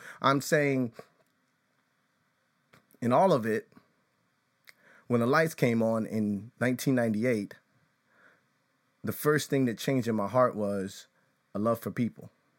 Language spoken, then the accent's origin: English; Chicago, Illinois, United States; growing up in the suburbs of Chicago, though I was born on the South Side, and I think it's St. Anne's Hospital, something like that.